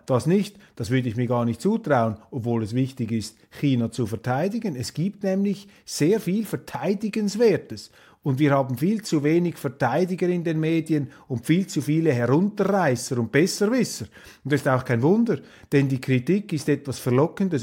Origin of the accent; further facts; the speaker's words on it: Switzerland; als Schweizer